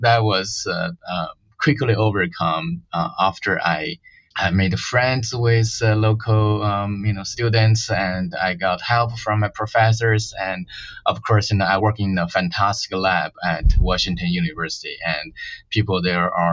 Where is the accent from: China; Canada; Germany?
China; moved away as an adult; also born or lived in Beijing, China; now in United States; I was from China. It's a tiny small town.